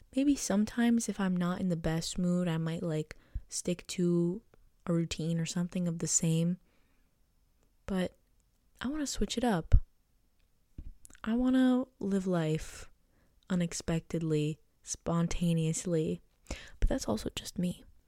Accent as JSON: {"language": "English", "country": "United States", "tie": "born or raised there", "said": "I was born in the United States"}